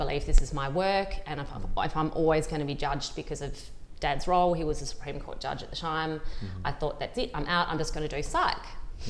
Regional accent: Launceston, Tasmania, Australia; moved away as an adult; also born or lived in Hobart / Sydney; I grew up in Tasmania. Oh, nice. In Launceston. So I went to school in Launceston, and within a couple of months of my last year at school, I moved to Hobart to university

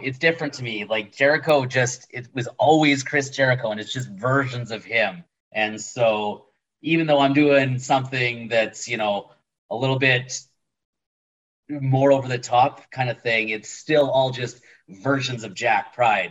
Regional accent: Winnipeg, Manitoba, Canada; I'm from Winnipeg, you idiot

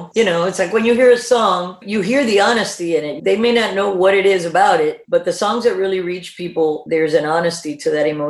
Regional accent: South Carolina, United States; That summer, my mom drags me to a wedding of one of my dad's army buddy's daughter that I grew up with in South Carolina.

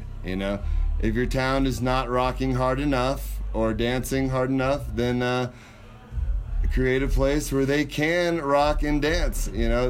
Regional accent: Winter Park, Colorado, United States; My hometown is Winter Park, Colorado.

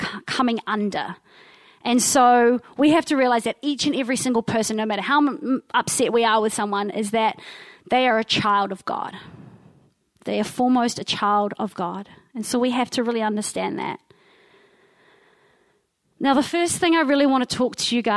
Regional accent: Wellington, New Zealand; moved away as an adult; I come from Te Whanganui Atara, so that is Wellington, the big capital city. And I moved up here when I was about 23. But I lived down there with my incredible mother and my three siblings

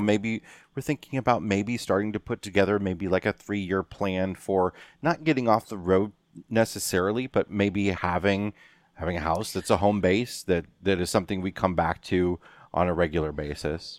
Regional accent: Western Illinois, United States; moved away; we're in the Quad Cities, my hometown, uh, Western Illinois

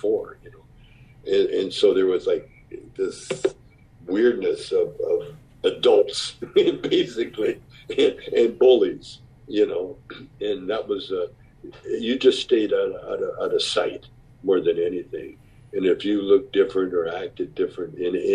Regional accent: Calgary, Alberta, Canada; I grew up in Calgary, Alberta, Canada

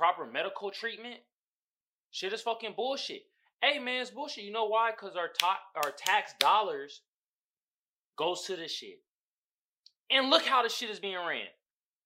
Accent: Oakland, California, United States; now in San Diego, United States; The city I reside in. Not from. I'm from Oakland

